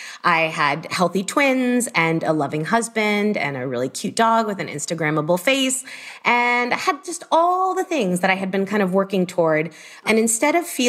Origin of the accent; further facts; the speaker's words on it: Miami, Florida, United States; I am from Miami originally